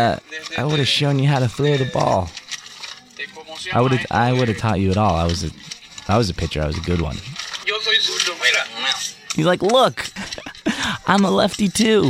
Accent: United States; I'm from here

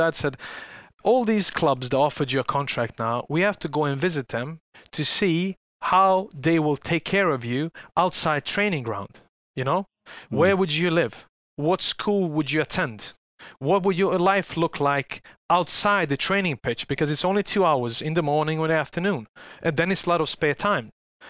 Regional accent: Salford, North West England, United Kingdom; growing up in Salford

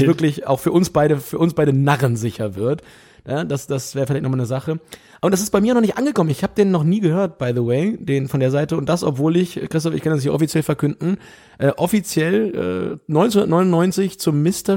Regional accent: Southern Lower Saxony, Germany; now in Hamburg, Germany; wir kommen ja beide aus Südniedersachsen

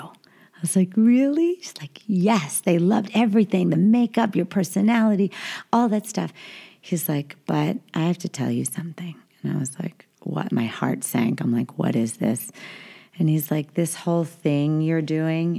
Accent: New York, United States; I was born in New York

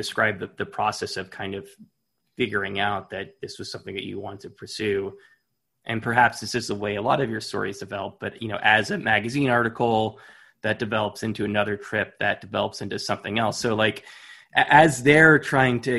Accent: United States; being an American

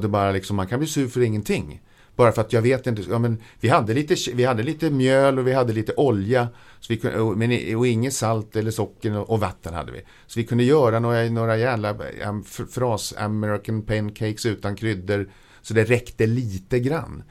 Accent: Södertälje, Stockholm County, Sweden; jag är född eh, i Stockholm men eh, min barndom från två års ålder så bodde jag i Södertälje. Jag har vuxit upp i Södertälje.

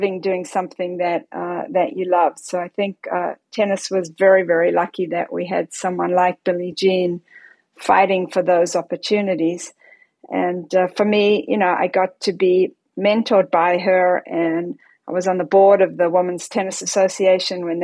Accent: Johannesburg, Gauteng, South Africa; I grew up in Johannesburg, South Africa

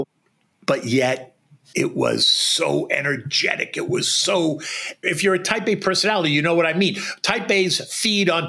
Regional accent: Boston, Massachusetts, United States; moved away as an adult; also born or lived in Washington, D.C.; now in New York, United States; I grew up in Boston and spent summers on Cape Cod

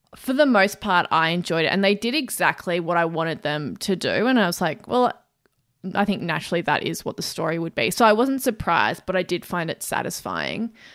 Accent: Australia; as an Australian

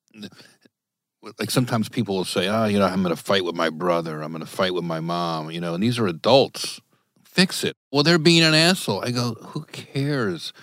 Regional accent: New Jersey, United States; growing up in Jersey in the eighties

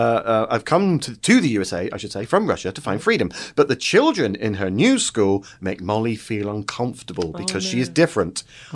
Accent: Plymouth, South West England, United Kingdom; So I grew up in Plymouth and Devon

